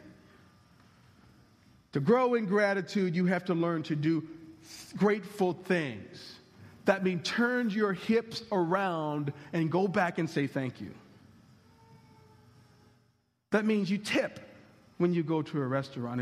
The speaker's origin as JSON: {"language": "English", "country": "United States"}